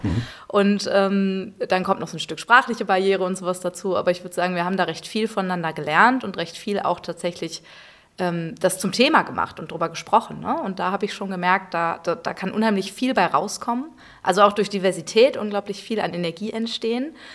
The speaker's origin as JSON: {"language": "German", "town": "Münster", "region": "North Rhine-Westphalia", "country": "Germany", "tie": "born or raised there", "moved": "yes", "lives_now": "Cologne, Germany", "said": "gebürtig komme ich aus Münster, also sture Westfälin"}